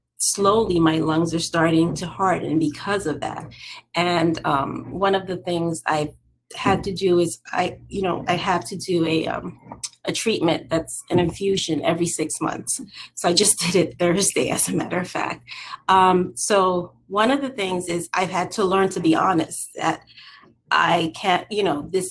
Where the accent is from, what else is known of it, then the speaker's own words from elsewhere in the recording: New York City, New York, United States; I am from New York City